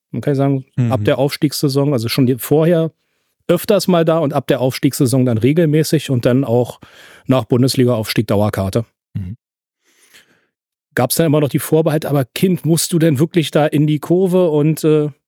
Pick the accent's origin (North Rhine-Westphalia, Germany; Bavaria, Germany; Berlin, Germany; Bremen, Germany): Berlin, Germany; Spandau; born there; ich bin ja gebürtiger Spandauer und Familie väterlicherseits hatten alle Kleingärten in einer Kleingartenkolonie